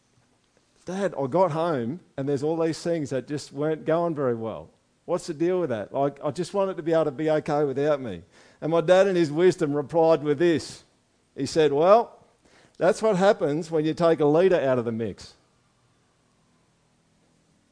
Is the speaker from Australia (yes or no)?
yes; Australia